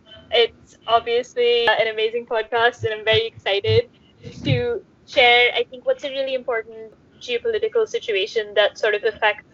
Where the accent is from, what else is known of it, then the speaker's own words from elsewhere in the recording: India; moved away as an adult; also born or lived in United States / United Kingdom; now in London, United Kingdom; I'm working in London. I'm an Indian citizen.